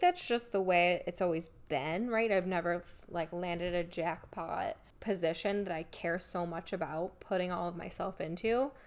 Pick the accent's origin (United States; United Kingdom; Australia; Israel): United States; Rochester, New York; moved away as an adult; now in Cleveland, United States; I'm from Rochester